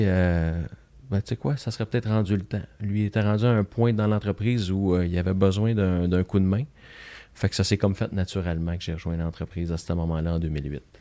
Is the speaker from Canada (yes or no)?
yes; Joliette, Quebec, Canada; un petit garçon de Joliette, euh, natif de Joliette. J'ai, fait mon école primaire secondaire à Joliette